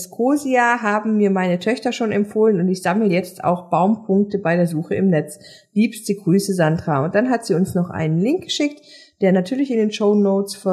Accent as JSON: {"language": "German", "town": "Leipzig", "region": "Saxony", "country": "Germany", "said": "Meine, immerhin sind wir alle Leipziger."}